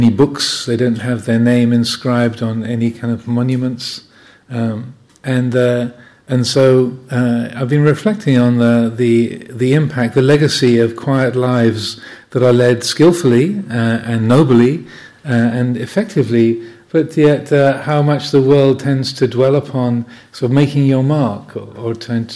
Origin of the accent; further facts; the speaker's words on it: Kent, South East England, United Kingdom; the house where I grew up in Kent